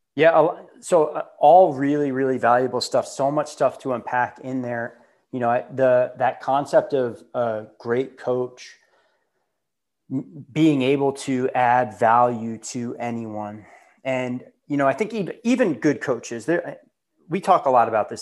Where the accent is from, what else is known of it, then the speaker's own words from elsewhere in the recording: Long Island, New York, United States; I grew up on Long Island, and that's where I started my CrossFit